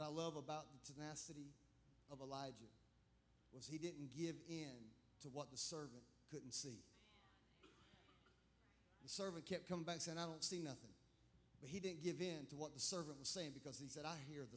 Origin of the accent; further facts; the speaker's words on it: Clemson, South Carolina, United States; I grew up in Clemson. I was born at the Clemson Hospital back when they delivered babies.